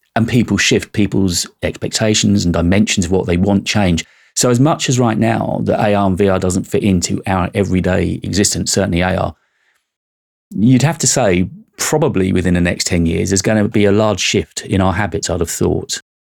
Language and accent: English; United Kingdom; I'm British and I'm of a certain age